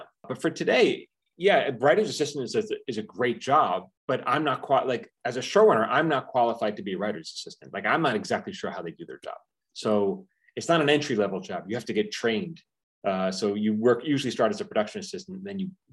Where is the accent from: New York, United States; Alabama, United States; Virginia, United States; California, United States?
New York, United States; I grew up in New York, about half hour north of the city